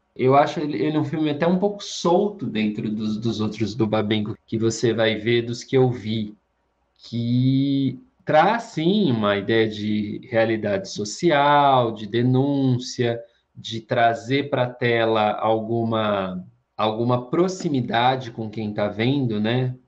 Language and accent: Portuguese; Brazil; como brasileiro, me identifique tanto